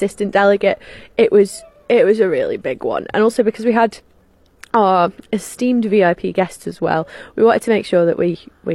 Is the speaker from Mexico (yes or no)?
no; Isle of Man; here's England and here's Ireland and we're right in the middle.